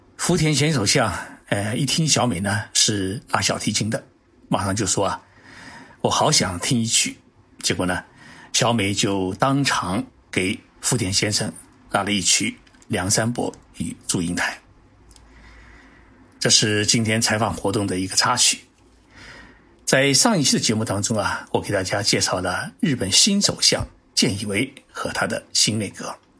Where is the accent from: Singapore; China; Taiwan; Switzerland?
China; Zhejiang; now in Tokyo, Japan; 浙江省啊，也是我的老家